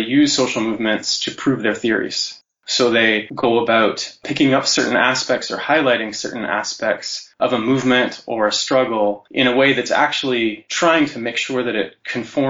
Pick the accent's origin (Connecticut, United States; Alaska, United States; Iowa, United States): Alaska, United States; Anchorage; also born or lived in Santa Cruz, California; now in Ottawa, Canada; I am from Alaska, Anchorage, Alaska, originally, on traditional Dena'ina territory, and I currently live in Ottawa